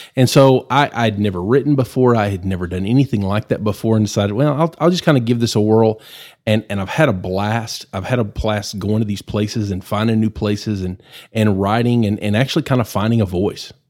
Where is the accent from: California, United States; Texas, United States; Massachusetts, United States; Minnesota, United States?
Texas, United States; Amarillo; I'm uh, born and raised in Amarillo